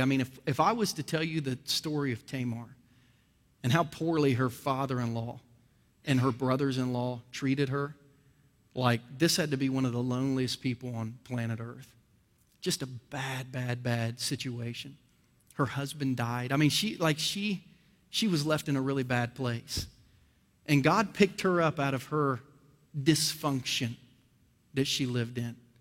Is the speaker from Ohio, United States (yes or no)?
yes; Ohio, United States; now in Kansas City, United States; I was born and raised in Ohio